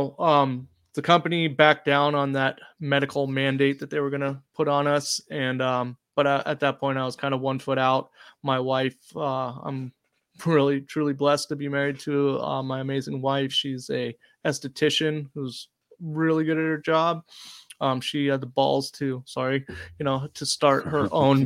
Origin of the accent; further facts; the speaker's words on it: Oregon, United States; I grew up in Oregon